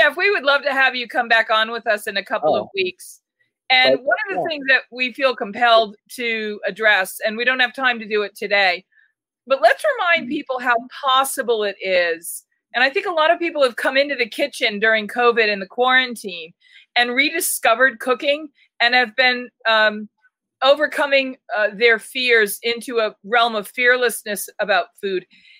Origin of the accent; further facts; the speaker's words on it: Boston, Massachusetts, United States; But again, you know, Michael, I come from Boston